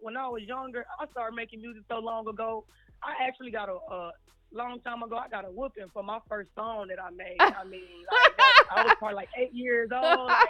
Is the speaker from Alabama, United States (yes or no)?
yes; Birmingham, Alabama, United States; now in Decatur, United States; I'm in Decatur, but I'm from Birmingham, 205.